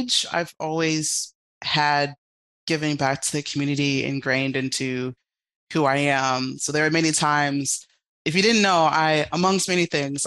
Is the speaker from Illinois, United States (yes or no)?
yes; Park Forest, Illinois, United States; also born or lived in Chicago, Illinois; now in Detroit, United States; So I'm originally from Chicago. I was born in Chicago and I was raised in the South Suburbs in Park Forest, Illinois